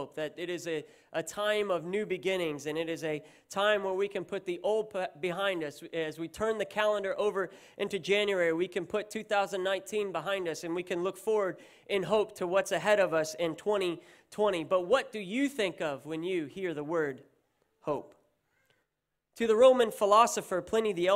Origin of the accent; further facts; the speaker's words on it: United States; now in Australia; I am American, but don't let that put you off, because I'm also Australian. I'm a dual citizen